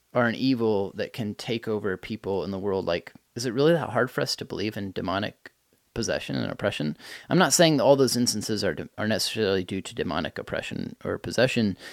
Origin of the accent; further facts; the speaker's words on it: United States; as an American person